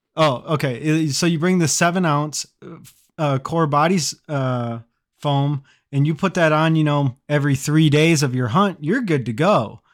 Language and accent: English; Midwest, United States; I'm from the Midwest